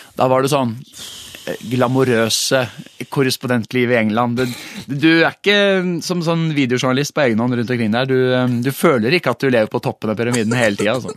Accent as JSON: {"language": "Norwegian", "region": "Oslo", "country": "Norway", "tie": "born or raised there", "said": "jeg, er, jo født og oppvokst på Maurstua, så jeg liker jo å titulere meg selv som Oslo eh, slash eh, asfaltgutt"}